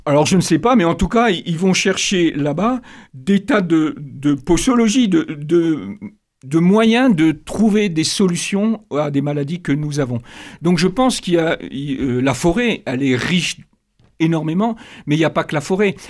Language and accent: French; Benin; Je suis né euh, au Bénin, donc dans un pays animiste au départ